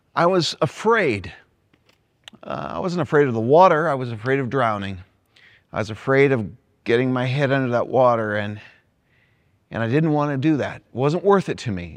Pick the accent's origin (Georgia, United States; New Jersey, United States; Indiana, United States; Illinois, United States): Indiana, United States; Greenwood; my hometown, Greenwood, Indiana.